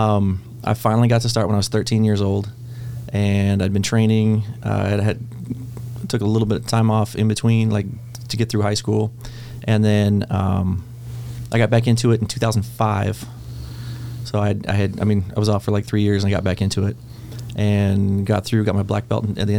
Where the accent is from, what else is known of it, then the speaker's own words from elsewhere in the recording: Midwest, United States; moved away; I'm from the Midwest